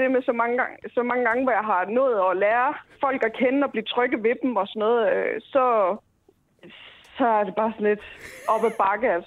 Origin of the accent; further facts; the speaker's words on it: Denmark; så er jeg fra Jylland.